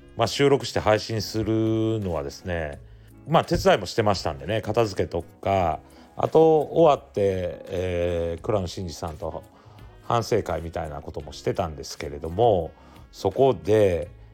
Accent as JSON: {"language": "Japanese", "town": "Ise", "region": "Mie", "country": "Japan", "tie": "born or raised there", "said": "日本に戻って私たちの地元伊勢市なんですけれども地元に戻って"}